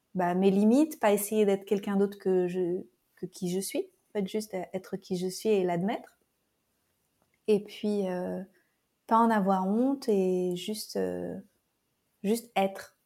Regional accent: France; moved away as an adult; also born or lived in Paris; now in Costa Rica; Je suis française

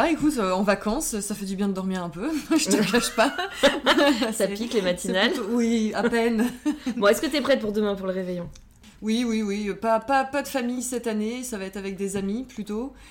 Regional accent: French Antilles, France; J'ai passé des Noëls un peu fous parce que moi j'ai grandi aux Antilles.

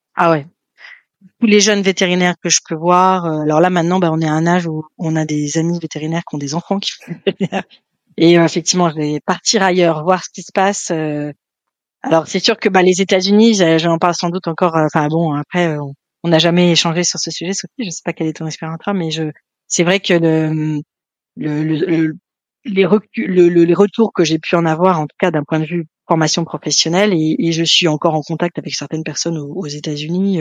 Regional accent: Paris, Île-de-France, France; moved away; also born or lived in Nantes / England; j'ai été élevée à Paris, euh, dans le centre de Paris

